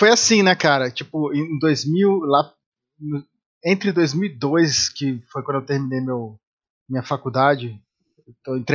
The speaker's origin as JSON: {"language": "Portuguese", "region": "Rio de Janeiro", "country": "Brazil", "tie": "born there", "also_born_or_lived": "Salvador / São Paulo / Espírito Santo / Campinas", "said": "eu sou é, eu sou original, eu nasci no Rio de Janeiro, mas eu morei em vários"}